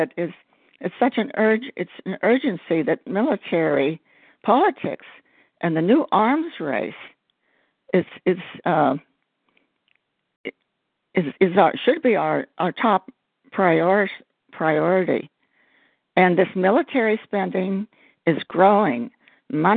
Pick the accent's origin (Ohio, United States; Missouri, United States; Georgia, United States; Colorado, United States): Georgia, United States; I'm from Georgia